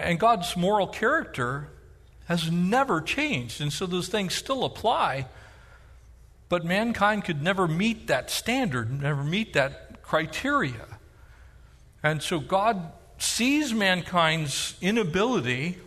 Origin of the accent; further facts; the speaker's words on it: North San Diego County, California, United States; growing up in North San Diego County